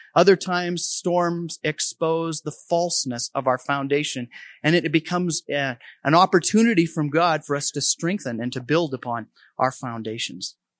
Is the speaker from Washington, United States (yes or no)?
no; Helena, Montana, United States; moved away; I grew up in Helena about twenty years ago since I've, I've lived here, but, um, a lot of my roots are here.